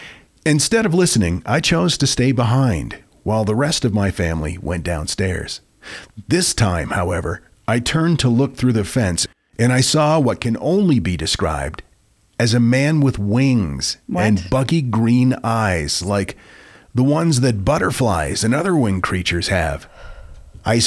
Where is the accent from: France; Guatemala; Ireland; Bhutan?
Guatemala; I grew up in Guatemala, and although I have several interesting stories to share, I wanted to share this particular tale.